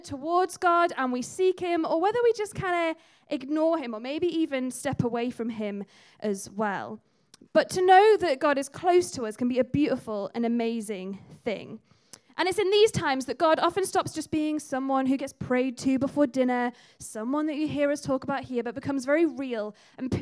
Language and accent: English; the Northeast, North East England, United Kingdom; now in Halesowen, United Kingdom; you've moved to Hales Owen from somewhere else, like I have. I grew up in the Northeast.